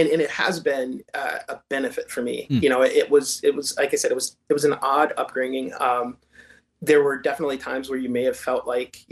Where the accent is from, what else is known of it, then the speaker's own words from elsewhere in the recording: St. Joseph, Michigan, United States; also born or lived in Benton Harbor, Michigan; I'm born and raised in Southwest Michigan. I was born in Benton Harbor. And moved to St. Joseph actually at an extremely young age